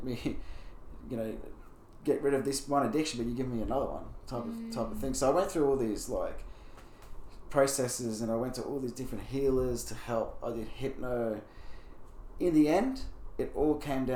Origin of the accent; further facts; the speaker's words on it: Brisbane, Queensland, Australia; also born or lived in Mackay, Australia / Bowen, Australia; we moved to Brisbane when I was 8